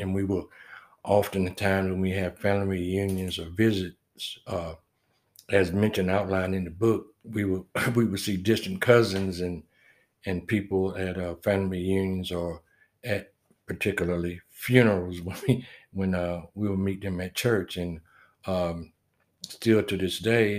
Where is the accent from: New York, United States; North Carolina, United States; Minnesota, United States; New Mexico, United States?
North Carolina, United States; Wilmington; moved away as an adult; now in Fayetteville, United States; I'm from Wilmington, North Carolina originally, and um, a lot of history through the town that I grew up